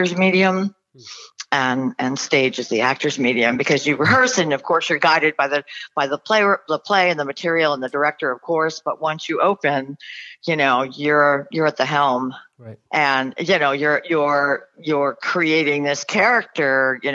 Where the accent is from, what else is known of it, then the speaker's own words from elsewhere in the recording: Westchester, New York, United States; moved away as an adult; now in Los Angeles, United States; I grew up in Westchester, New York